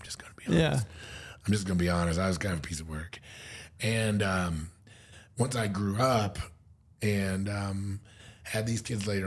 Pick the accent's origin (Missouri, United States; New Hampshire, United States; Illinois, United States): Missouri, United States; moved away; also born or lived in Springfield, Missouri / Columbia, Missouri; I'm from Missouri. I lived in Missouri my whole life